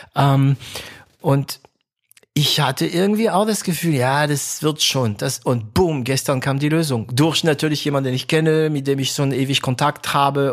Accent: France; German is a second language; moved away; also born or lived in Stuttgart, Germany; für mich als Franzose

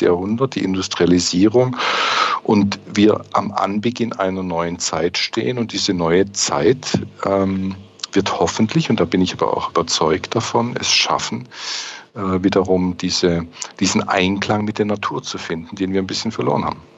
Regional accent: near the Swiss border, Baden-Württemberg, Germany; now in Stuttgart, Germany; Ich bin hier auch ein Zugereister, ähm, komme aber aus dem Süddeutschen. Ich bin Badener ganz unten

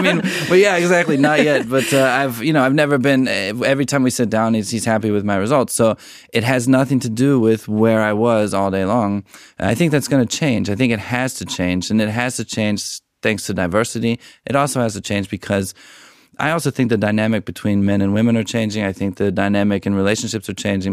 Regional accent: United States; being American

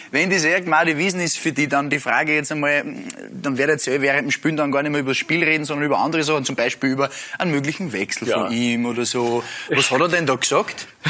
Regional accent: Upper Austria, Austria; ich als Oberösterreicher

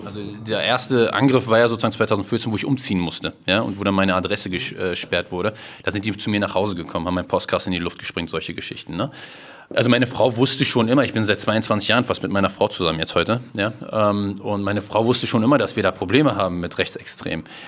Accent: Berlin, Germany; ich bin im Schöneberger Norden im Palast aufgewachsen

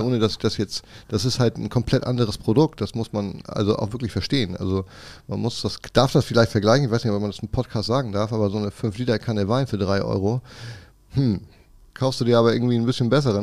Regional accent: Kiel, Schleswig-Holstein, Germany; gebürtiger Kieler und wohne auch noch im Umkreis von Kiel

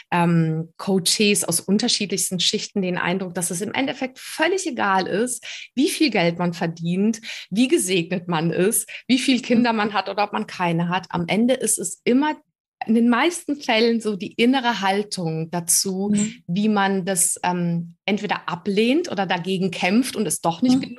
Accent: Prague, Czechia; born there; moved away; Ich bin in Prag geboren.

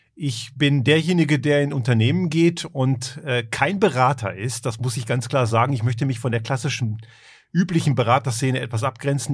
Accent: Germany; moved away as an adult; also born or lived in Croatia (parents) / Göttingen; now in Tyrol, Austria; Ich bin ja eigentlich aus Kroatien, also meine Eltern ich bin in Deutschland eben aufgewachsen

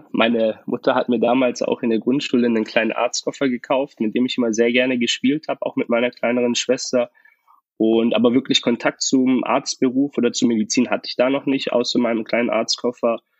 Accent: Tübingen, Baden-Württemberg, Germany; ich bin 23 Jahre jung und ich komme aus Tübingen

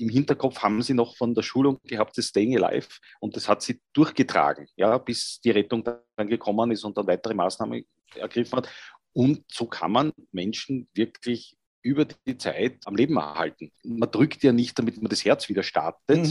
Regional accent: Vienna, Austria; als Österreicher, Wiener und zur Hälfte meiner Familie auch äh, Salzburger

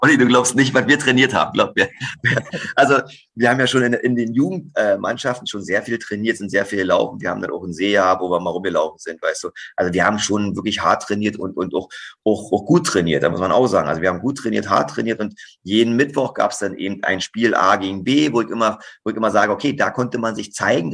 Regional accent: Fernneuendorf, Brandenburg, Germany; also born or lived in Zossen; now in Wolfsburg, Germany; Zossen ist meine Geburtsstadt, richtig. Ja, aber groß geworden bin ich in Fernneuendorf

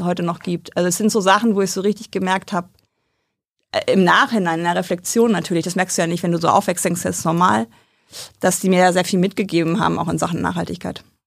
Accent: Aschendorf, Lower Saxony, Germany; also born or lived in Braunschweig; Dann sind wir zwei, dreimal umgezogen äh, ins Emsland

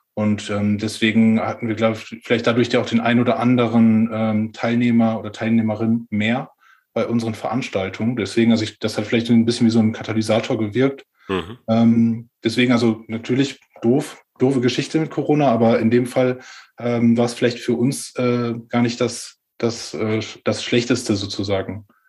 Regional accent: Ahaus, North Rhine-Westphalia, Germany; also born or lived in Magdeburg; ich komme äh, ursprünglich aus Ahaus, das ist im Münsterland

